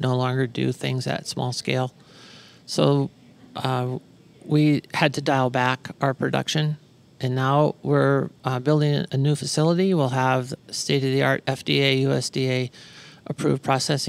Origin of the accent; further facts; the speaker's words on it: Arizona, United States; from Arizona.